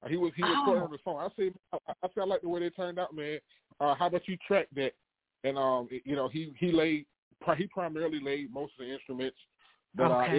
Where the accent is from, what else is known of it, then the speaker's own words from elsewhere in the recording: Winnsboro, South Carolina, United States; Born and raised in South Carolina.